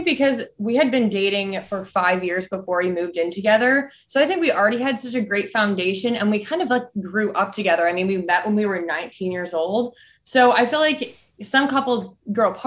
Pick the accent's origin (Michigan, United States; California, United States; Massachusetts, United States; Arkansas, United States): Michigan, United States; I'm from Michigan